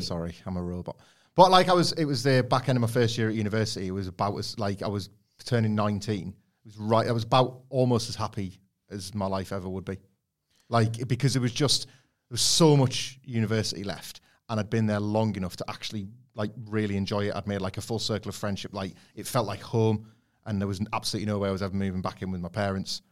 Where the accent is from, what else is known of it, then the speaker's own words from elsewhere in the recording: Scarborough, Yorkshire and the Humber, United Kingdom; I grew up in Scarborough